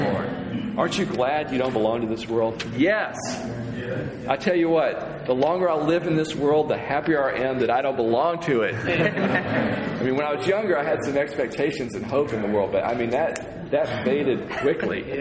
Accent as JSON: {"language": "English", "country": "United States", "said": "I'm from the States."}